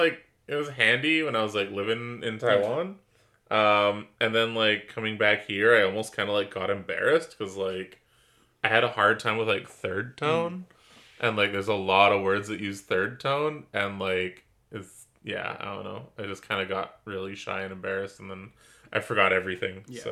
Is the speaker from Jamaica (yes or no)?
no; Canada; I'm just from Canada, eh?